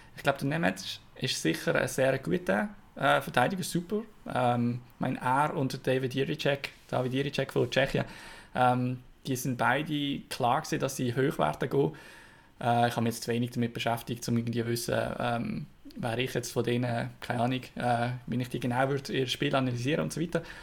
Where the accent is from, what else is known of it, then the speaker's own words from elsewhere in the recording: Switzerland; als Schweizer